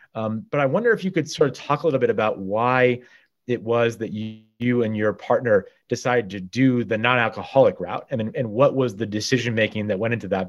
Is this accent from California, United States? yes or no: no; Guilford, Connecticut, United States; also born or lived in Madison, Connecticut; as a Guilford High School student, went out to the Hopi reservation in Arizona, and for me, probably like you, growing up in Guilford and Madison